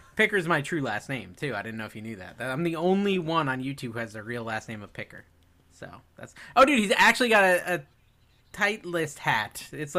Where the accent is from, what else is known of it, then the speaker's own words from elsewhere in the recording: Connecticut, United States; Where am I from? Connecticut.